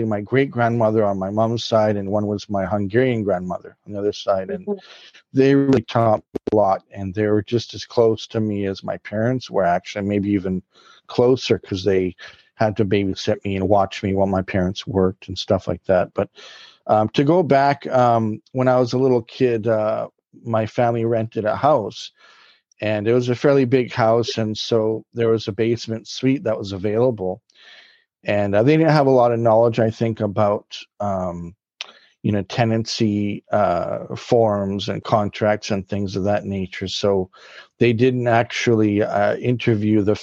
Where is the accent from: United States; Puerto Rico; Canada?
Canada; Vancouver, British Columbia; I was born in Vancouver, BC, Canada